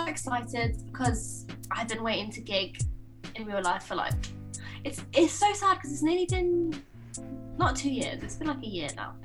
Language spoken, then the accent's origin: English; Stafford, West Midlands, United Kingdom; Redrum, which is Stafford, so my hometown